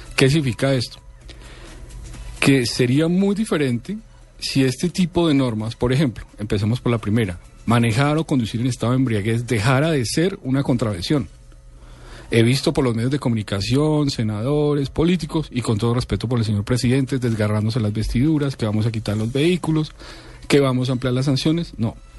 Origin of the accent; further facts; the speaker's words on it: Colombia; yo creo que como colombiano, más allá que como profesional del derecho